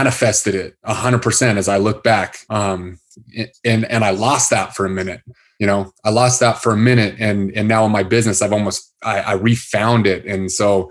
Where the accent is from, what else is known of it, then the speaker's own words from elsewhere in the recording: Salt Lake City, Utah, United States; I grew up in Salt Lake City